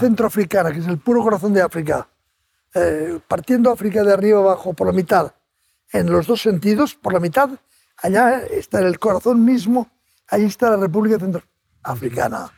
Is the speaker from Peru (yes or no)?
no; Spain; soy de España